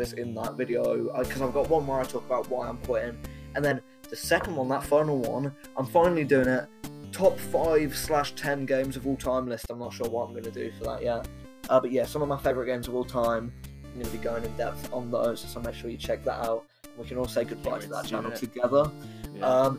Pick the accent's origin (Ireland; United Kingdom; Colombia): United Kingdom; I'm a British man